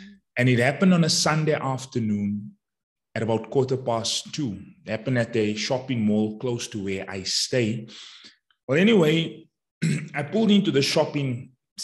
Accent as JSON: {"language": "English", "town": "Johannesburg", "region": "Gauteng", "country": "South Africa", "said": "I'm from Johannesburg, South Africa, and I'm a mindset coach"}